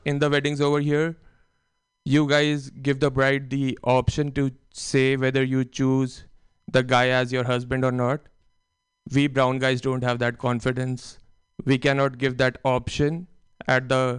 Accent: India; moved away; growing up in India

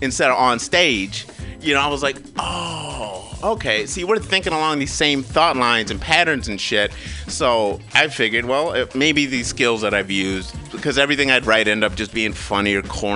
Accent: Kalamazoo, Michigan, United States; growing up in Michigan, a little black boy

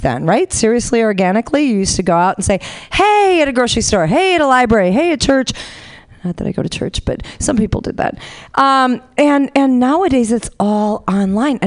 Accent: Honolulu, Hawaii, United States; moved away; I'm originally from Honolulu

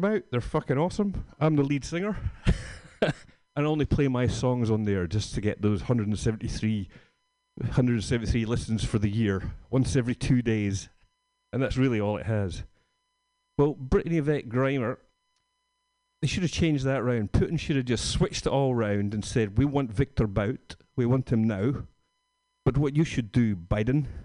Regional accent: Scotland, United Kingdom; moved away; I'm from Scotland

